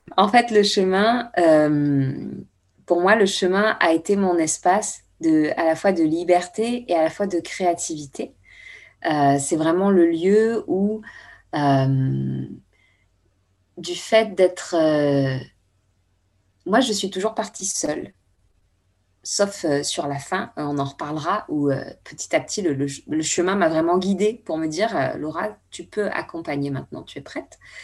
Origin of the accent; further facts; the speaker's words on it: Bordeaux, Nouvelle-Aquitaine, France; now in Paris, France; ma ville natale, à Bordeaux